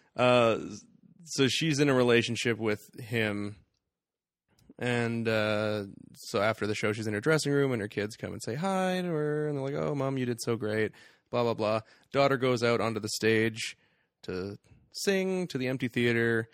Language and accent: English; Canada; We are Canadian.